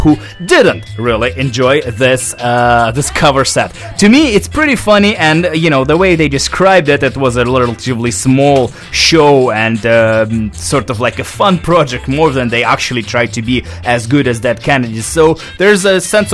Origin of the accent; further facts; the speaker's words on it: Russia; now in Vancouver, Canada; back home in Russia, in my hometown